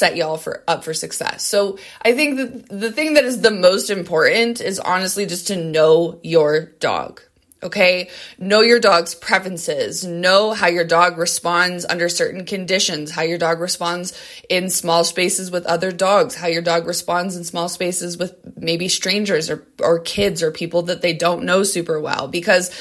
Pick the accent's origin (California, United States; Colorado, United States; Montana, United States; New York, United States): Colorado, United States; both my husband and I are born and raised in Colorado.